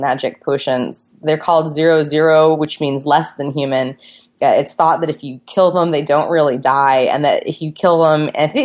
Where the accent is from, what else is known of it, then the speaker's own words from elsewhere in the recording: United States; I was an American journalist